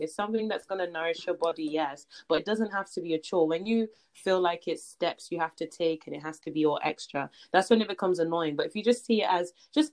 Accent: Nigeria; I'm Nigerian

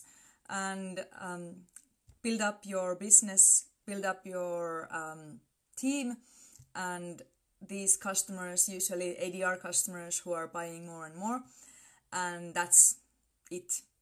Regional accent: Finland; I come from Finland.

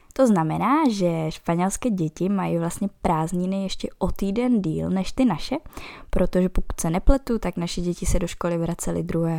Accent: Bohemia, Czechia; u nás v Čechách

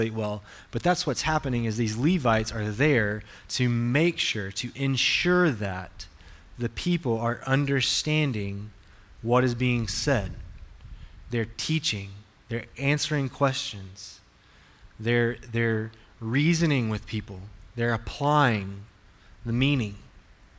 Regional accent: Alabama, United States; I'm from the deep south, from Alabama

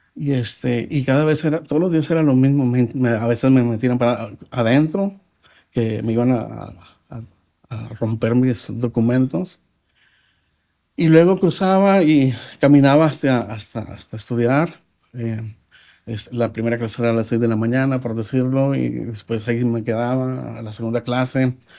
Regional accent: Nuevo Laredo, Tamaulipas, Mexico; nací en Laredo, Texas, pero viví como mexicano toda mi vida

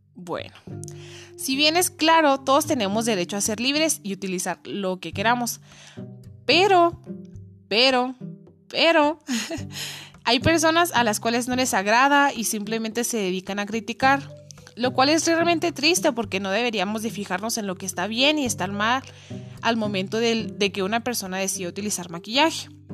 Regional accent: Cuauhtémoc, Chihuahua, Mexico; soy de Coctemoc, Chihuahua

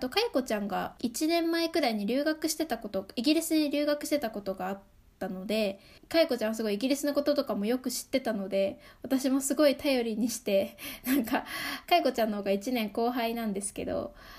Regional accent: Saitama, Japan; 埼玉で生まれて埼玉で育って

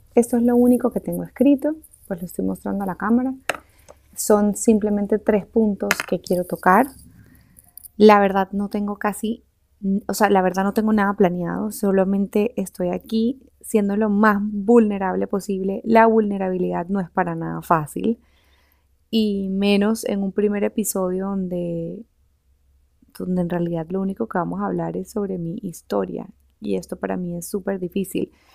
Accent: Barranquilla, Atlántico, Colombia; also born or lived in Switzerland; terminé otra vez aquí, en, en Barranquilla, de donde yo soy

